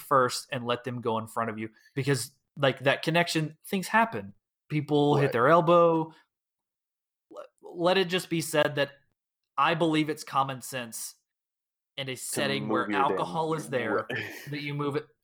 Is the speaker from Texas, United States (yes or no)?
yes; the Metroplex, Texas, United States; also born or lived in Houston area, Texas; now in Houston, United States; we grew up in the Metroplex